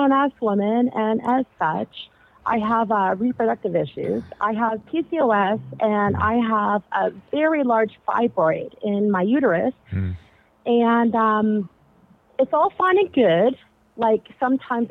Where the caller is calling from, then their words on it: Ontario, Canada; I am calling from Ontario, Canada.